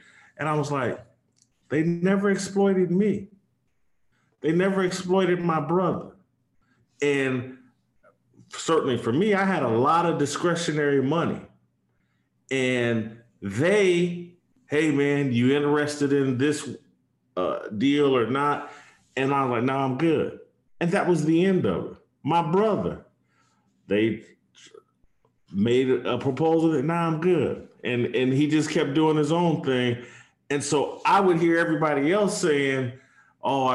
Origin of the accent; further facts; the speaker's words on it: Indianapolis, Indiana, United States; my hometown, in Indianapolis